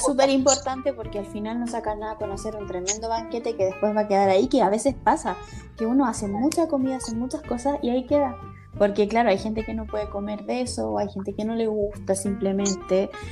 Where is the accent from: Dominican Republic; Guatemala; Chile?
Chile; Valparaíso; moved away as an adult; also born or lived in Barcelona, Spain; now in Spain; famoso en Valparaíso, donde yo nací